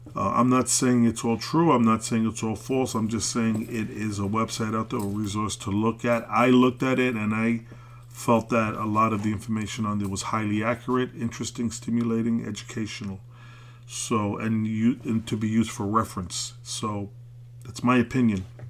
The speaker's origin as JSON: {"language": "English", "town": "New York City", "region": "New York", "country": "United States", "tie": "born or raised there", "said": "I'm an American. I was born in Brooklyn"}